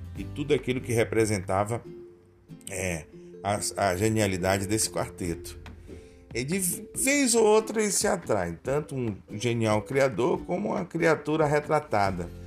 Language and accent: Portuguese; Brazil